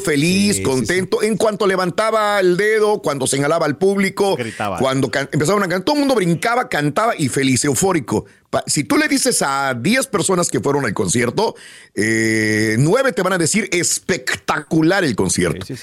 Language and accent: Spanish; Mexico; tú hablas como mexicana, y yo también